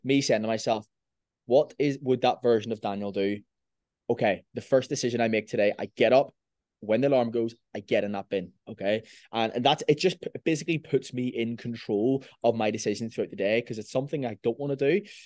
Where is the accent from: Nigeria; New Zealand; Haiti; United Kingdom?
United Kingdom; Belfast, Northern Ireland; I'm from Belfast.